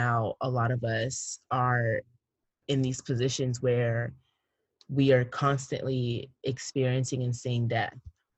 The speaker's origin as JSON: {"language": "English", "country": "Cameroon", "said": "the Anglophone crisis as well that's happening in my home country, Cameroon"}